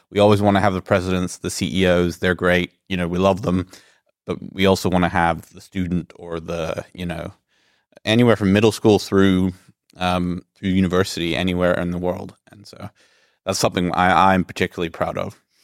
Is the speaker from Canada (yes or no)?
no; Greece; I'm originally from Greece